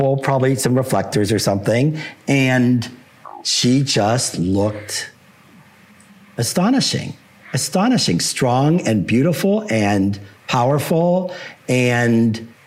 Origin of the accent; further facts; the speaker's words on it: Pittsburgh, Pennsylvania, United States; moved away as an adult; also born or lived in New York / Los Angeles / Boulder, Colorado; my hometown of Pittsburgh, where I happen to live now, but didn't live since high school till about 4 years ago.